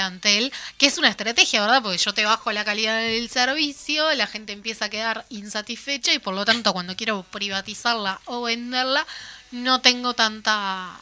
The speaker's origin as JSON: {"language": "Spanish", "region": "Paysandú", "country": "Uruguay", "said": "yo soy de Andú"}